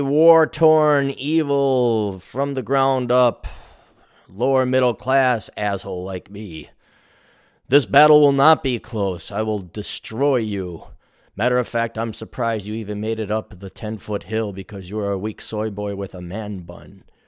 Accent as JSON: {"language": "English", "town": "Milwaukee", "region": "Wisconsin", "country": "United States", "tie": "born or raised there", "moved": "yes", "said": "when I was growing up in Milwaukee"}